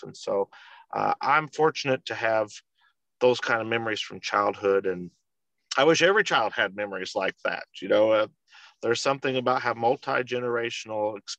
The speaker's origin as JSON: {"language": "English", "region": "Missouri", "country": "United States", "tie": "born or raised there", "also_born_or_lived": "Houston, Texas", "said": "I was born in Houston, Texas. And when I was just a few months old, I was actually born on March the 11th and ended up being in the hospital until Mother's Day. Came home as my mother's first Mother's Day present. And shortly after that, we moved back to Missouri to live with my grandparents. And been here ever since."}